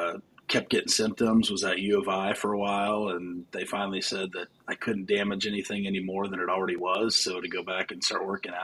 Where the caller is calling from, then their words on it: Bettendorf, Iowa, United States; So I'm in Davenport, Iowa, or Bettendorf, Iowa, I'm calling from.